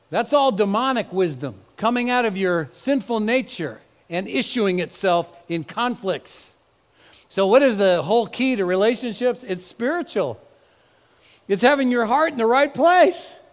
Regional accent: Bay Area, California, United States; also born or lived in Dallas; both Eve and I grew up in the Bay Area

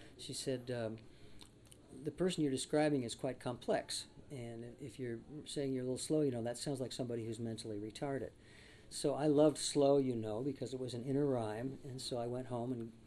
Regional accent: Coachella Valley, California, United States; also born or lived in Hollywood, Los Angeles; I was in the Coachella Valley, which is a desert area south of Los Angeles, and going to school there. Before that, I was born in Hollywood. I'm actually a native of Hollywood

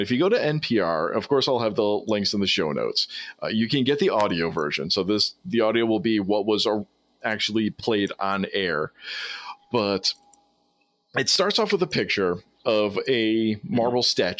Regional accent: United States; I come from the States

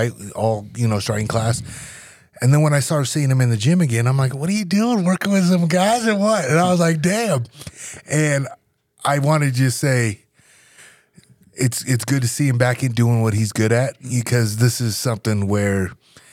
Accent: Nebraska, United States; moved away as an adult; I'm from Nebraska

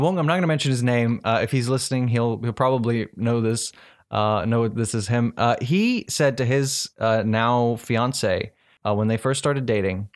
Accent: South Africa; I'm from South Africa

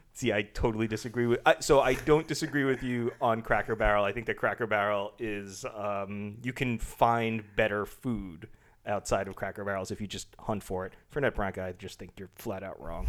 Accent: Long Island, New York, United States; I grew up on Long Island

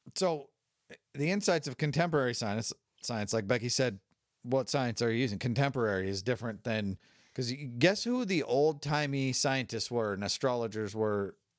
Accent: California, United States; I grew up in California

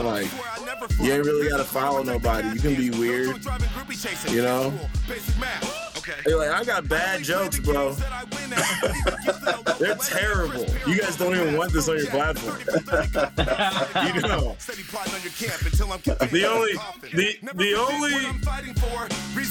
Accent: Kansas City, Missouri, United States; I'm Kansas City till the death

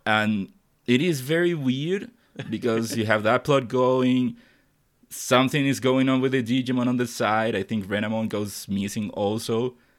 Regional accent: Chile; English is a second language; I'm not from the United States or any English speaking country. I'm from Chile

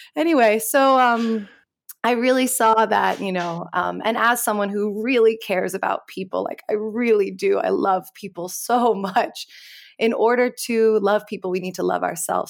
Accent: New York City, New York, United States; growing up in New York City around eleven, twelve

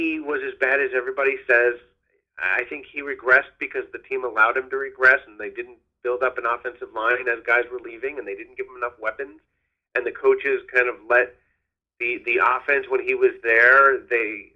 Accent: Long Island, New York, United States; I grew up on Long Island.

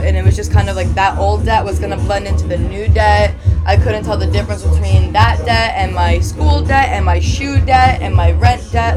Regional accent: New Jersey, United States; I'm from Jersey.

